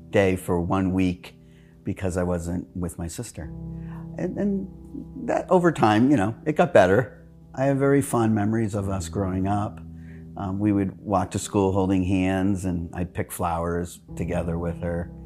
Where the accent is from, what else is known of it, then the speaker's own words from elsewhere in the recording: Manchester, New Hampshire, United States; now in Arizona, United States; I'm Carolyn's twin and brother. We grew up together in Manchester, New Hampshire.